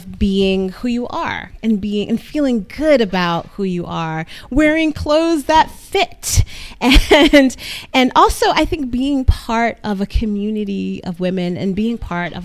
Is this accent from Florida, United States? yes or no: no; New York, United States; I'm from New York